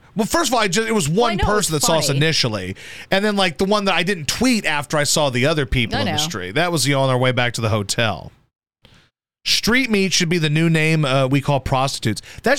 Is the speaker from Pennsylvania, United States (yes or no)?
yes; Philadelphia, Pennsylvania, United States; We're legit Philly people.